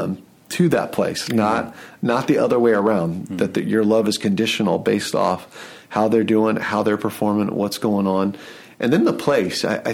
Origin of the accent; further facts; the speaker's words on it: Atlanta, Georgia, United States; also born or lived in Lehigh Valley, Pennsylvania; now in Allentown, United States; I'm from Atlanta and I love Atlanta